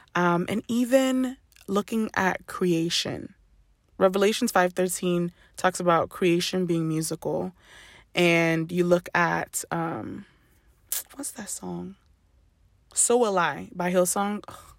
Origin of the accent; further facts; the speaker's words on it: Ghana; I grew up Ghanaian. I am Ghanaian through and through